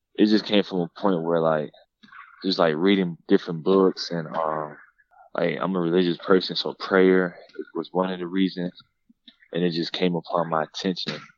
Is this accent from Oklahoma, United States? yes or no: no; Douglasville, Georgia, United States; I grew up in Douglasville, Lithia Springs, uh, not too far from Atlanta